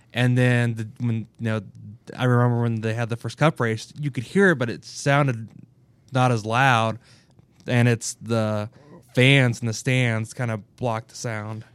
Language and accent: English; Kansas City, Kansas, United States; I grew up in Kansas City, Kansas.